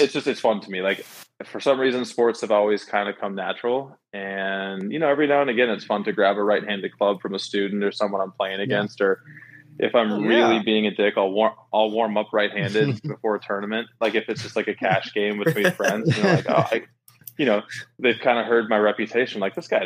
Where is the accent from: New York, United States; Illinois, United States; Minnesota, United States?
Minnesota, United States; I grew up in Minnesota, playing a lot of baseball and ice hockey left-handed.